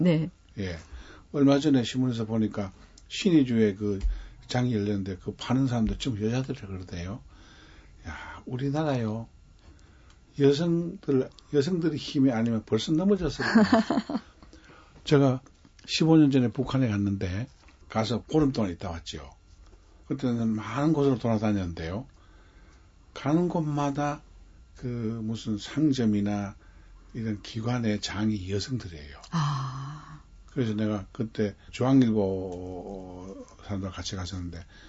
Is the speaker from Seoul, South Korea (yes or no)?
no; Cheongsong, North Gyeongsang, South Korea; 제가 태어난 곳이요. 월전입니다.